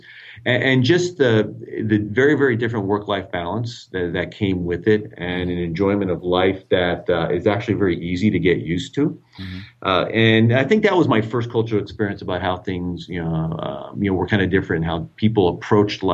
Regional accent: United States; accent: American; moved away as an adult; also born or lived in Netherlands; now in Shanghai, China; You may hear from my accent that I'm American. So I actually am American, raised in the United States

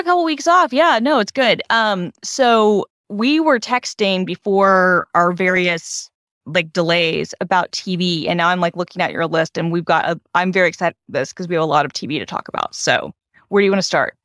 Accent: Georgia, United States; moved away; my home state has become like everything is filmed in Georgia

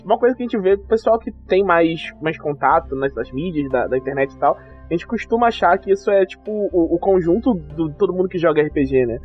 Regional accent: Rio de Janeiro, Brazil; tenho 31 anos, sou carioca

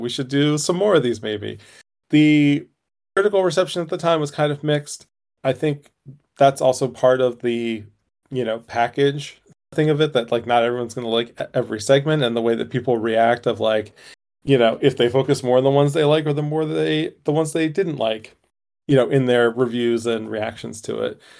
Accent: United States; as an American

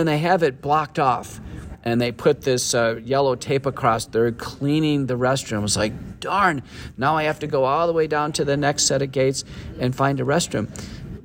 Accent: northern Texas, United States; when I was a kid growing up in Texas, I went to a high school in northern Texas

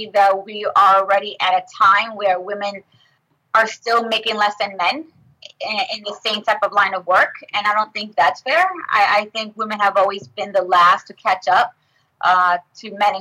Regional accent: Nassau County, New York, United States; also born or lived in Brentwood, New York; I went to Ross, but I grew up in Nassau County.

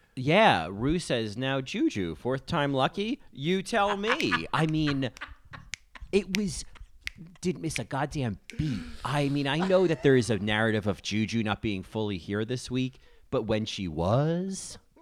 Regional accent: United States; as an American

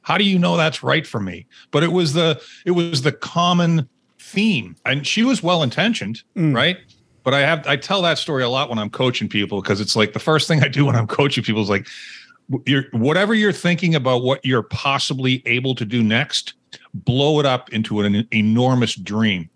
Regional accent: Winchester, Massachusetts, United States; I grew up outside of Boston, Massachusetts, in a town called mm-hmm. Winchester

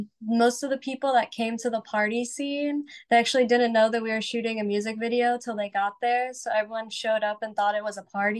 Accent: Bartow, Florida, United States; now in Nashville, United States; I actually lived in a pretty small town in Florida called Bartow.

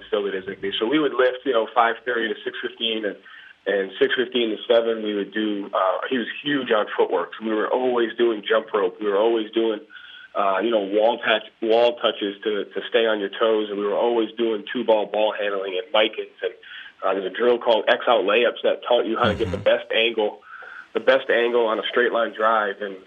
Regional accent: Johnston, Rhode Island, United States; I grew up in a basketball town. I grew up in a basketball family. So, you know, I'm from Johnston, Rhode Island.

